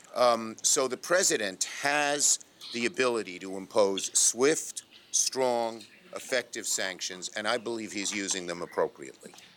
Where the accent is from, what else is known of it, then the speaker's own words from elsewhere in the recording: Yonkers, New York, United States; I'm a lifelong New Yorker, born and raised in Yonkers, New York